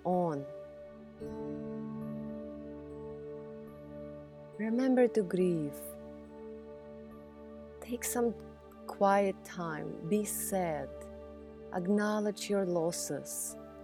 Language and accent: English; Russia; moved away as an adult; now in United States; I grew up in Russia abused by the very people who were supposed to love me.